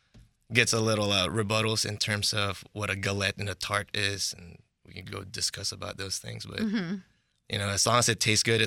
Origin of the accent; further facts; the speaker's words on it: Bay Area, California, United States; moved away; My parents are from Philippines, mm-hmm. but I grew up in the Bay Area.